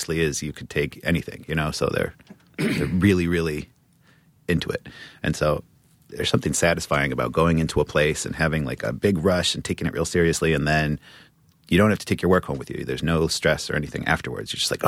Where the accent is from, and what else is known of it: New Mexico, United States; born there